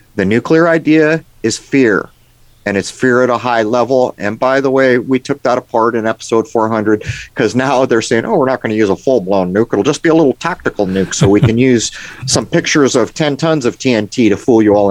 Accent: San Diego, California, United States; I grew up in San Diego

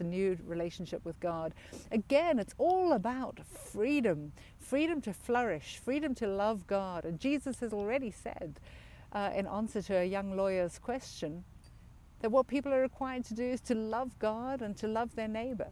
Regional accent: South Africa; moved away; I grew up in South Africa as a privileged white South African in a time when apartheid flourished.

